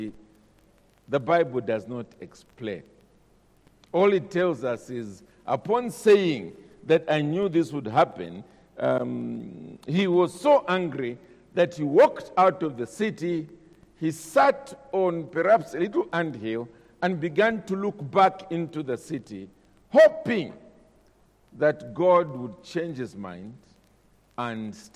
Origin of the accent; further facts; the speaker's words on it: Zambia; I'm a Zambian. I'm from Zambia.